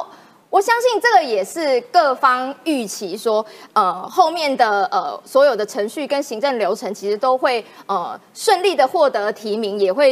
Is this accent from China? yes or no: no; Taiwan; 我也要讲台语，我台湾人，我要台湾金呐哈